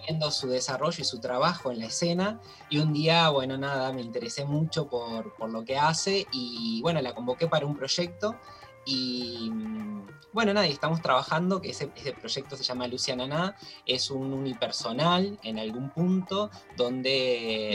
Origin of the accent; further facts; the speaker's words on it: Toay, La Pampa, Argentina; moved away; yo soy de La Pampa y eh, vengo de un pueblo, del pueblo de Olga Orozco, de un pueblito muy chiquito que se llama Toay